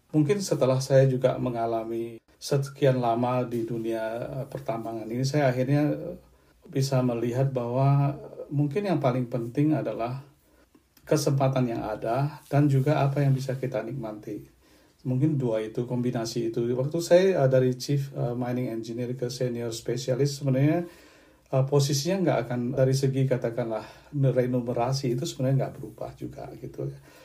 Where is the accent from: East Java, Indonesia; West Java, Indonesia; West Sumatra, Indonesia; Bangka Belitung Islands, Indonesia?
Bangka Belitung Islands, Indonesia; Belinyu; moved away as an adult; also born or lived in Palembang; now in Perth, Australia; Saya menjalani masa remaja saya di satu pulau yang relatif kecil, di Pulau Bangka